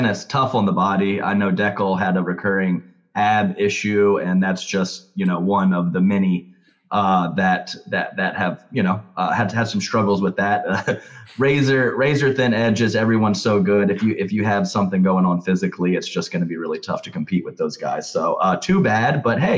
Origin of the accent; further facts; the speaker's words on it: Raleigh, North Carolina, United States; I'm from Raleigh.